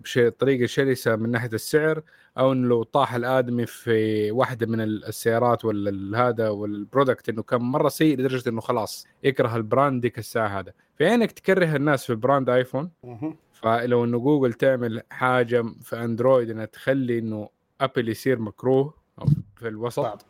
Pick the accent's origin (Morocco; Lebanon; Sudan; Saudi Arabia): Saudi Arabia; لينا كسعوديين